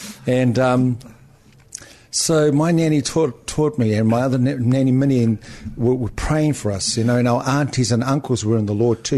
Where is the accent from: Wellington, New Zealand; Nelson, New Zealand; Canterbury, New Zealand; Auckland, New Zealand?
Auckland, New Zealand; born or raised there; also born or lived in Northland